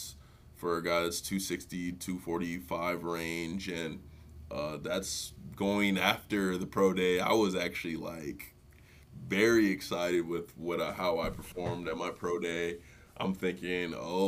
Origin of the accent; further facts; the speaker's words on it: Cottage Grove, Minnesota, United States; also born or lived in Nigeria; I grew up in the Twin Cities, Nigerian born, went to suburb of the cities